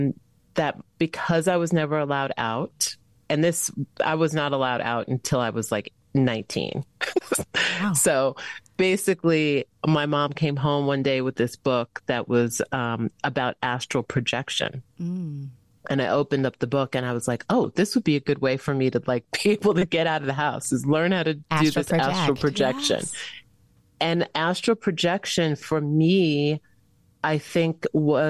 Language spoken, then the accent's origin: English; Long Island, New York, United States; I grew up on Long Island.